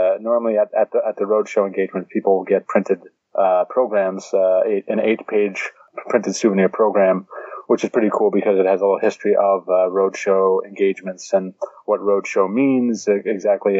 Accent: Pittsburgh, Pennsylvania, United States; Pittsburgh, which is my hometown. I was born and raised there.

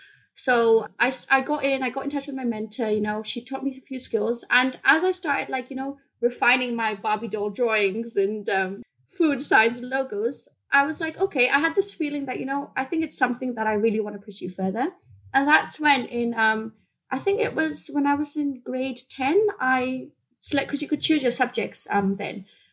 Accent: Bahrain; moved away as an adult; also born or lived in India; now in United Kingdom; So I was born in India. I moved to the Middle East in a place called Bahrain. It's next to Saudi Arabia when I was 6 months old. And I was raised there for until I was 18. And then I moved to the UK.

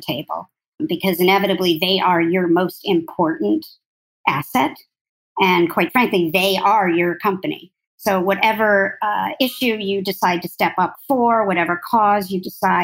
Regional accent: near Albany, New York, United States; I grew up near Albany

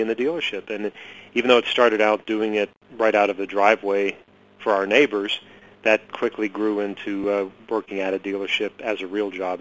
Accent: Pittsburgh, Pennsylvania, United States; I grew up in Pittsburgh

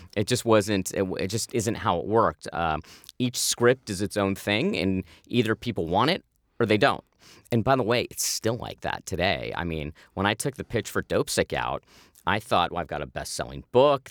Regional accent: Manhattan Beach, California, United States; I grew up in Manhattan Beach, which, uh, you know, when I grew up in the eighties, was this middle class, lower middle class beach town

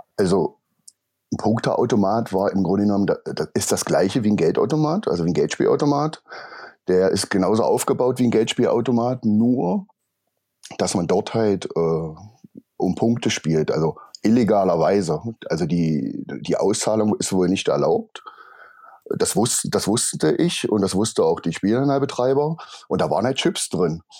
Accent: Magdeburg, Saxony-Anhalt, Germany; bin geboren in Magdeburg

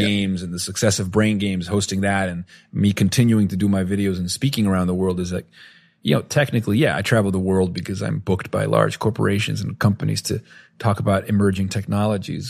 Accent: Venezuela; growing up in Venezuela

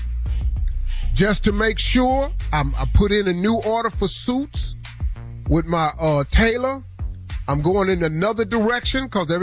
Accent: West Virginia, United States; I'm from West Virginia

